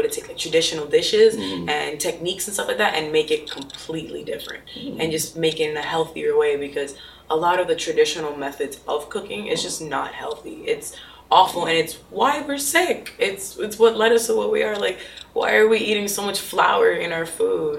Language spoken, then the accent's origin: English; Broward, Florida, United States; I grew up in Broward